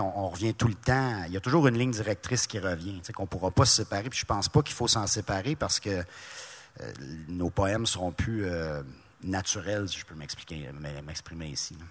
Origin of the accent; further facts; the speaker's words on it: Laurentides, Quebec, Canada; moved away; also born or lived in Abitibi; Je viens pas de l'Abitibi, moi je viens des Laurentides